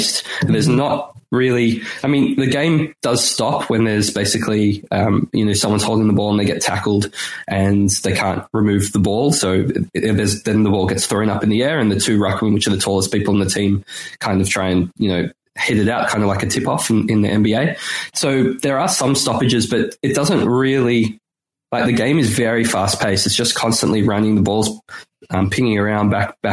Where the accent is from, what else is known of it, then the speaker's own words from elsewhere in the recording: Melbourne, Victoria, Australia; now in Sydney, Australia; now I live in Sydney, but where I grew up in Melbourne, there's, that's in Victoria